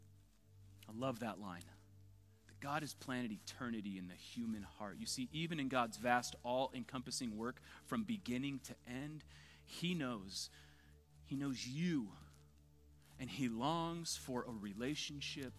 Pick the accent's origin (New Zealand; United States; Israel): United States; Southern California; born and raised in Southern California